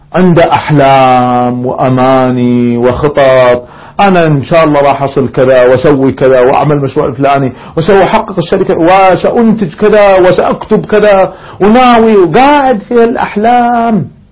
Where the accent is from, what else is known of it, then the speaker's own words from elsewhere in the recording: Kuwait; احنا عندنا في الكويت ديوانيات